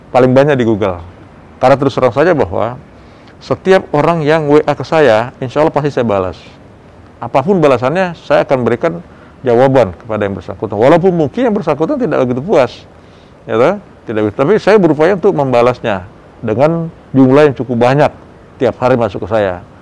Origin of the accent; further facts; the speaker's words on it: South Sulawesi, Indonesia; Saya kebetulan orang Bugis, jadi saya sukanya ikan-ikanan.